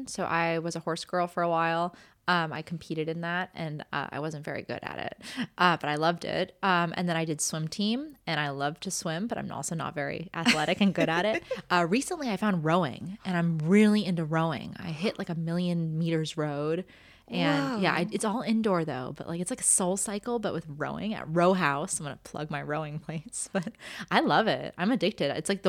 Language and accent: English; Los Angeles, California, United States; was an LA fan, I would be a Lakers fan. Because, well, one, it's my hometown.